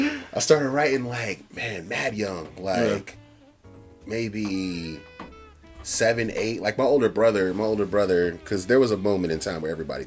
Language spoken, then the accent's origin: English; North Carolina, United States; So we grew up in North Carolina listening to everything.